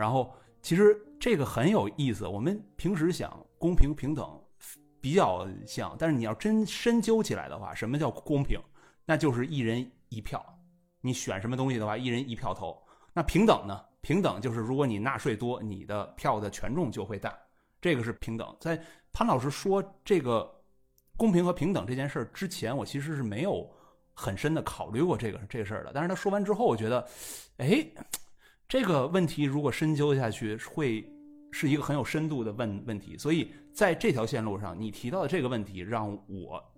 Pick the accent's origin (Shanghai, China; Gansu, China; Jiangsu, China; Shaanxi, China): Shanghai, China; 让我觉得不光作为一个上海人，甚至作为一个中国人，我们在。